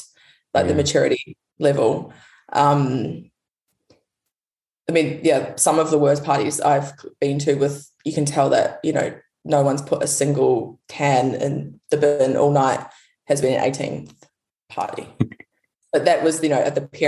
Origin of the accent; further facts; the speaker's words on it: New Zealand; also born or lived in United States; now in Perth, Australia; I'm actually from New Zealand